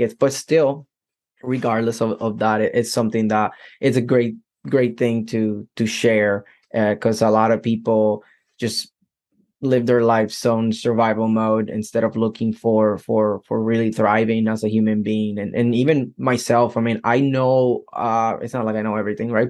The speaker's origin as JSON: {"language": "English", "country": "Puerto Rico", "tie": "born or raised there", "said": "I'm from Puerto Rico"}